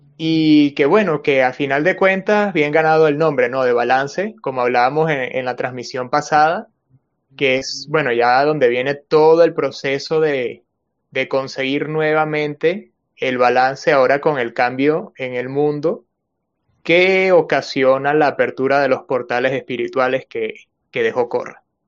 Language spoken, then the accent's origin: Spanish; Venezuela; now in Peru; soy venezolano, pero vivo en Perú.